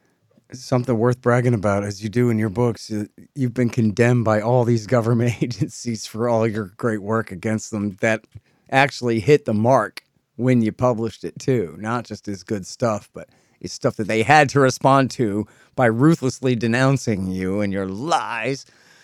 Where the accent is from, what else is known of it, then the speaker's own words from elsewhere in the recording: Texas, United States; I'm a Texan